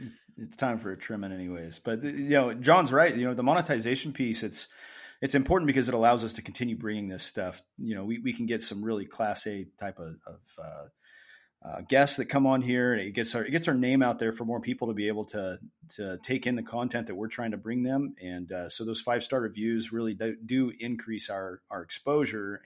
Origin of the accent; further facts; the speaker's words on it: Springfield, Missouri, United States; now in Oregon, United States; I was raised in Southwest Missouri, specifically Springfield